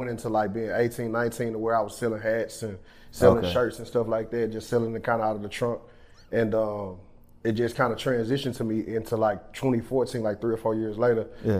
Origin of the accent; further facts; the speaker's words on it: Tenaha, Texas, United States; now in Dallas, United States; I'm originally from Tenaha, Texas.